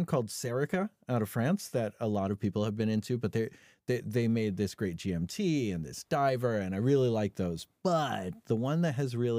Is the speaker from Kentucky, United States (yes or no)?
no; California, United States; Well, I am from California.